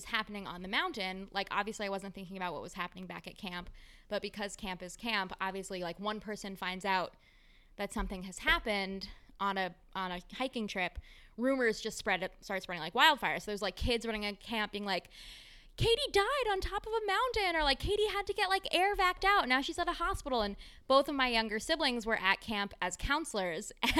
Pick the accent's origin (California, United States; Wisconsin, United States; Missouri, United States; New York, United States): New York, United States; I'm from New York